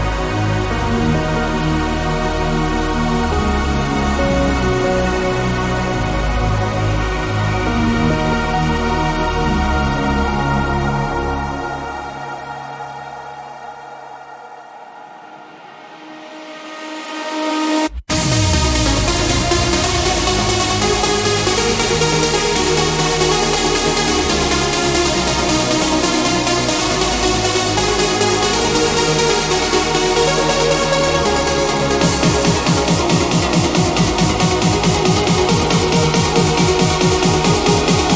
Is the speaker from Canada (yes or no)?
no; Dublin, Leinster, Ireland; I'm actually Irish, but you didn't know that. Born in Rathfarnham.